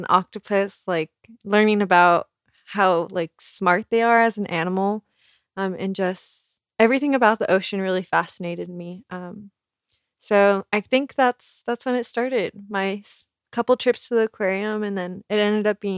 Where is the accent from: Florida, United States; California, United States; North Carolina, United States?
California, United States; moved away; I'm from California. So I've lived really close to the ocean for a lot of my life